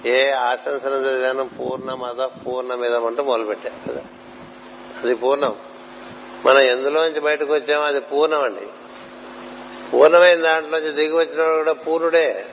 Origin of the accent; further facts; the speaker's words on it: Anantapur, Andhra Pradesh, India; మా చిన్నప్పుడు చదువుకున్నప్పుడు అనంతపూర్లో